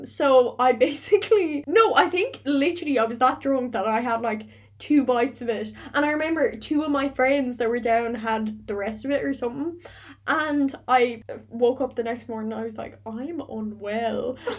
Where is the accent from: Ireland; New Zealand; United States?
Ireland; Clare, Munster; also born or lived in Limerick; I'm from Clare, but I used to go out in Limerick because I went to school in Limerick.